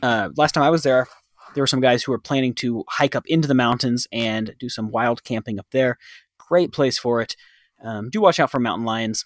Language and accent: English; Dallas, Texas, United States; moved away as an adult; now in Thailand; growing up in Dallas, you could see stars